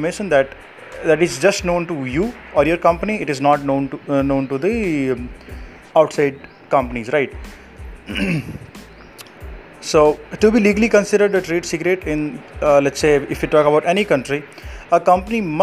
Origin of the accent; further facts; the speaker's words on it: Jodhpur, Rajasthan, India; I'm from Jodhpur, Rajasthan